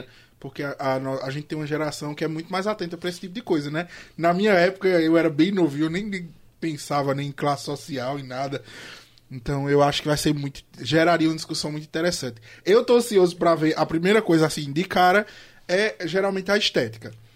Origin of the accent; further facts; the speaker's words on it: Brazil; nós somos o único país da América Latina que não fala espanhol